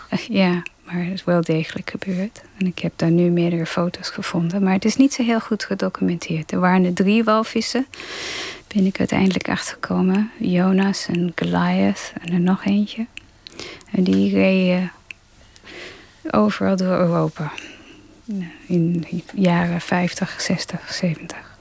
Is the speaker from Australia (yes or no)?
yes; Melbourne, Victoria, Australia; first language English; Dutch is a second language; also born or lived in Germany; now in Netherlands; Ik ben in Australië opgegroeid en wij hadden een, eh, een strandhuis twee uur van Melbourne vandaan, waar ik woonde